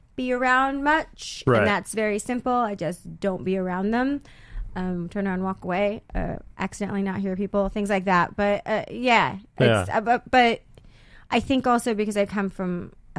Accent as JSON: {"language": "English", "town": "San Diego", "region": "California", "country": "United States", "tie": "born or raised there", "also_born_or_lived": "Corpus Christi, Texas", "said": "I went to La Jolla High School, so San Diego"}